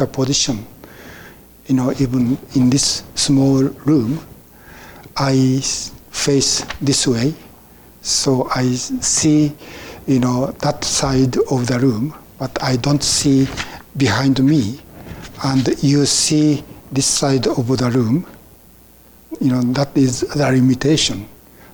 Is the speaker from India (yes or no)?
no; Japan; English is a second language; moved away as an adult; I was born in Japan and I became a Buddhist, and I was trained as a Buddhist priest in Japan